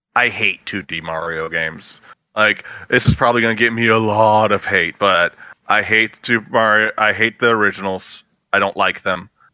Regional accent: the South, United States; I am a Southerner

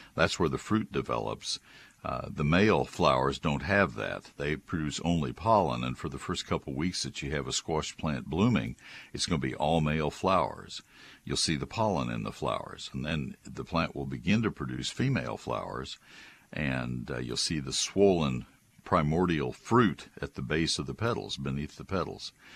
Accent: College Station, Texas, United States; I grew up in College Station, so I'm well familiar with the Post Oaks of Brazos County

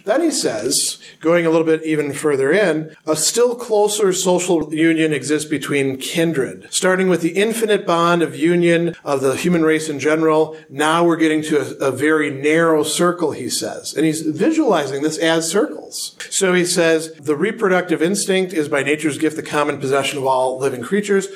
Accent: Milwaukee, Wisconsin, United States; I identify as a person from Wisconsin

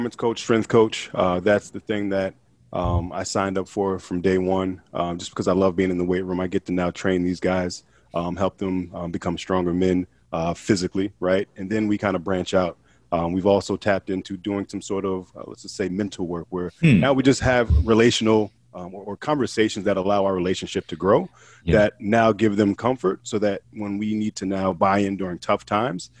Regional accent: Hillside, New Jersey, United States; now in Portland, United States; I'm originally from Hillside, New Jersey. I live out here in Portland, Oregon now.

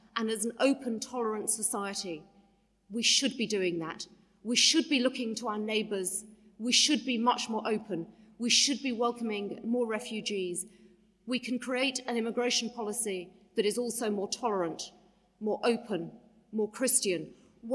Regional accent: United Kingdom; as British people and as Catholics

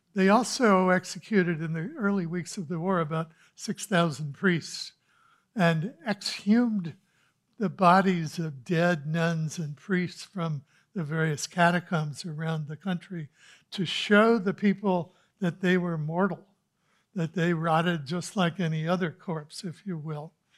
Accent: Kansas City, Missouri, United States; I grew up in Kansas City

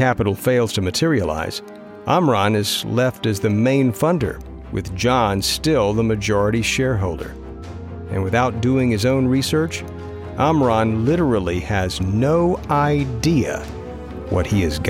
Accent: Austin, Texas, United States; this is a brand right out of Austin, my hometown.

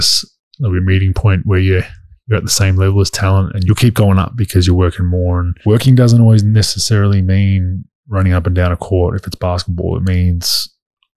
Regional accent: Australia; moved away as an adult; as an Aussie growing up

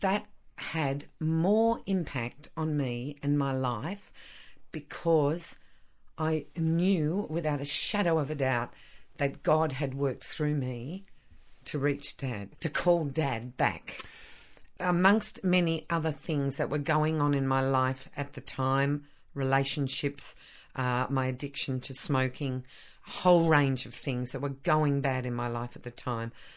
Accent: Australia

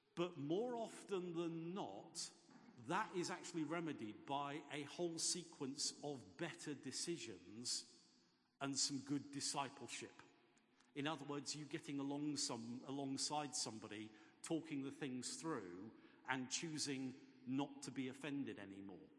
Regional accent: England, United Kingdom; I do actually tend to think of myself more as English than British

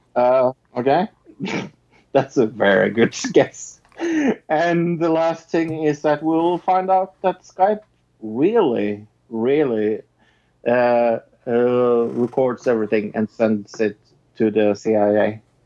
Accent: Norway; I'm from Norway

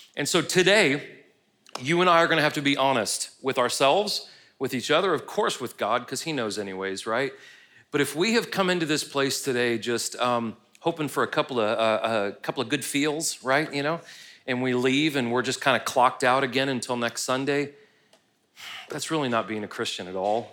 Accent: United States

